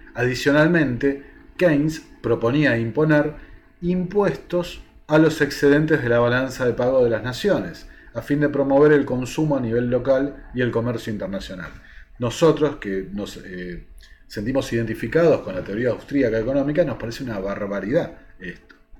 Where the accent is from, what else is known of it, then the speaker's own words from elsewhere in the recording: Argentina; a nosotros como argentinos